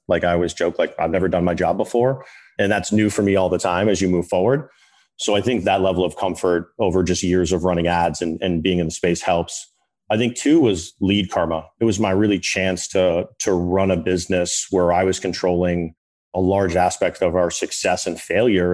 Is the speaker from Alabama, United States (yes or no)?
no; Boston, Massachusetts, United States; I'm from Boston, North Shore